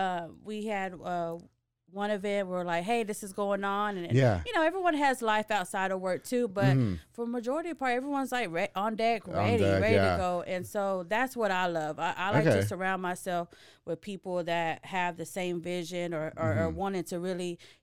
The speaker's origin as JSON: {"language": "English", "town": "Waco", "region": "Texas", "country": "United States", "tie": "born or raised there", "said": "Uh-huh. I grew up in Waco, Texas, South Waco, if we had to pick a side."}